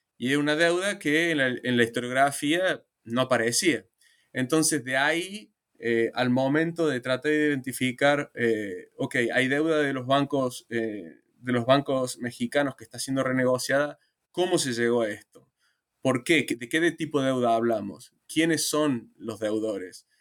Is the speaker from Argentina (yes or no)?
yes; Argentina; Argentina, que es digamos, mi país de origen